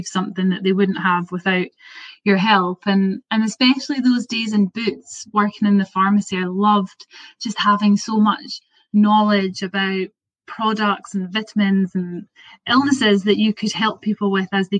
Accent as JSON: {"language": "English", "town": "Perth", "region": "Scotland", "country": "United Kingdom", "tie": "born or raised there", "said": "I'm from Perth, which is like quite a small, it's a city now, but it's a small place."}